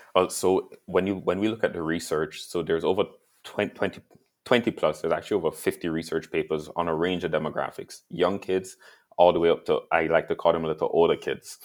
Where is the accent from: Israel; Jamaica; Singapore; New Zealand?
Jamaica; now in Canada; I grew up in Jamaica